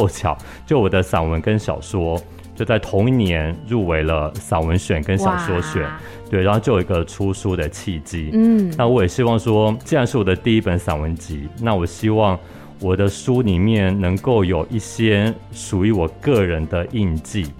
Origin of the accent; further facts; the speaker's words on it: Pingtung County, Taiwan; born there; 因为啊，我出生是在屏东，是对，所以我母亲说我小时候都是在地上爬的时候都是讲闽南语